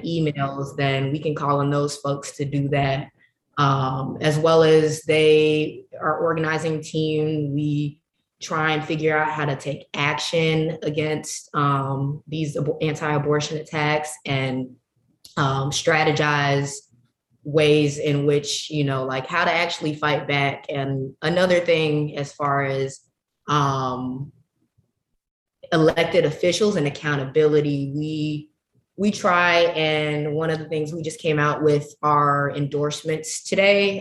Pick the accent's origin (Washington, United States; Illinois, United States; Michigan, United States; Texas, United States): Illinois, United States; Chicago; I'm from Chicago and my sex ed experience. I first got sex ed in middle school